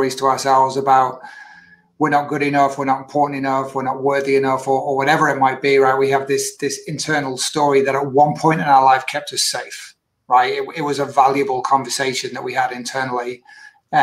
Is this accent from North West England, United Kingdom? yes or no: yes; Manchester, North West England, United Kingdom; I was born and raised in UK, northwest of the UK, born in Manchester, and went to school not too far from Manchester, about 40, 50 miles away